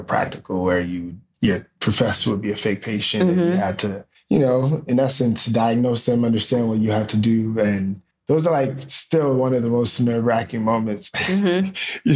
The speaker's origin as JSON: {"language": "English", "town": "Spring Valley", "region": "New York", "country": "United States", "tie": "born or raised there", "also_born_or_lived": "Brooklyn, New York / Albany, New York / Clinton, Oklahoma", "moved": "as an adult", "said": "I grew up in the suburbs of New York. Rockland County, 845, Spring Valley"}